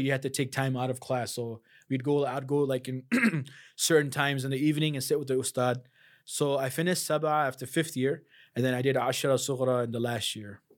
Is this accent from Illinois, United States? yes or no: yes; Chicago, Illinois, United States; also born or lived in South Africa; "I'm from the United States." "Where in the United States?" "Chicago."